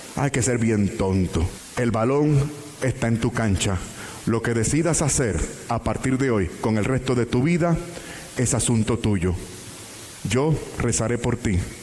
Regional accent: Puerto Rico; en mi país Puerto Rico

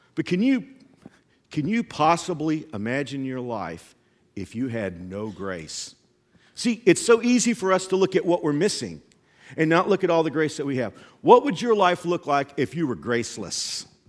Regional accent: Texas, United States; I grew up in Texas

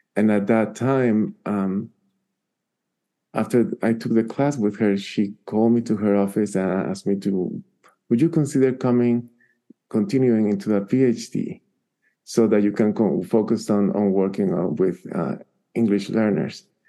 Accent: Guatemala; English is a second language; now in Albuquerque, United States; I am originally from Guatemala

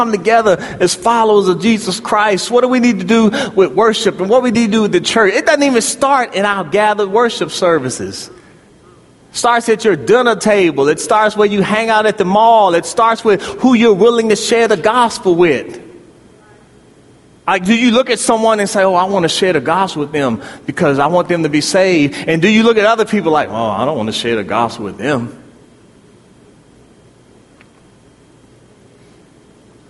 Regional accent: Prince George's County, Maryland, United States; moved away; also born or lived in Louisville; I grew up in Prince George's County, Maryland, near Andrews Air Force Base

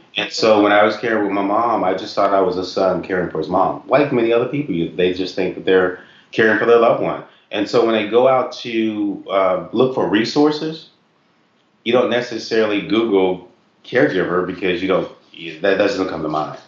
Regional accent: Knoxville, Tennessee, United States; moved away; also born or lived in Ohio; we grew up in Knoxville, Tennessee

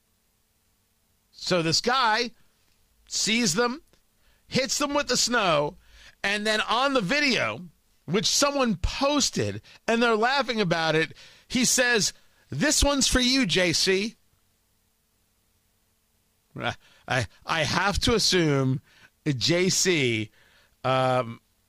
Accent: Middletown, New Jersey, United States; I grew up in Middletown, New Jersey

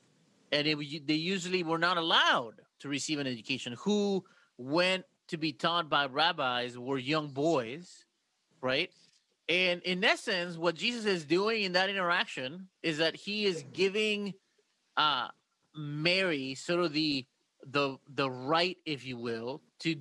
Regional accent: Mexico; now in United States; I come from Mexico

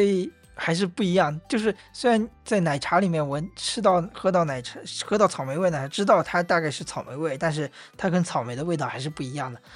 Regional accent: Wenzhou, Zhejiang, China; also born or lived in Hangzhou; 都是温州人

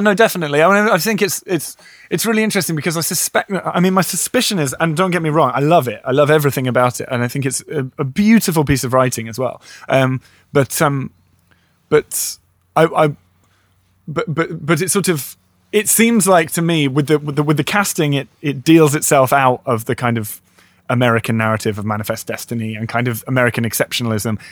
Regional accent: United Kingdom; I'm too British

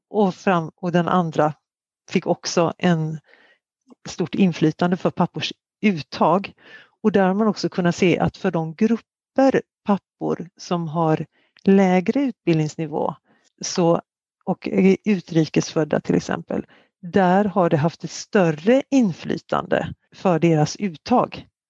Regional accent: Sweden; som svensk

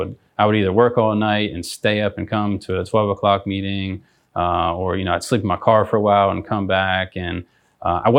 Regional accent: outside of Pittsburgh, Pennsylvania, United States; moved away as an adult; also born or lived in Greenville, South Carolina; I grew up outside of Pittsburgh

